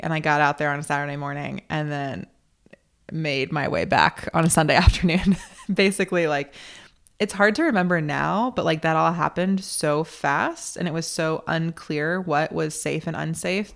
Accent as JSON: {"language": "English", "region": "North Carolina", "country": "United States", "tie": "born or raised there", "also_born_or_lived": "Chicago", "moved": "yes", "lives_now": "Nebraska, United States", "said": "I grew up in North Carolina. I'm now living in Nebraska"}